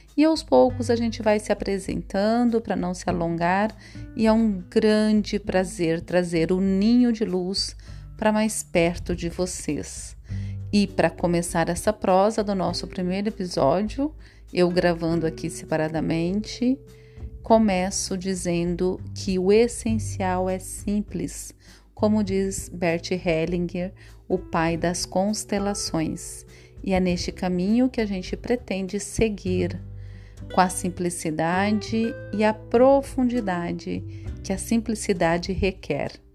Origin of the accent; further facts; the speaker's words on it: Chapada dos Guimarães, Mato Grosso, Brazil; also born or lived in Perdilândia, Minas Gerais; now in Cuiabá, Brazil; Aos quatro anos, fui levada para Chapada dos Guimarães, junto com a minha numerosa família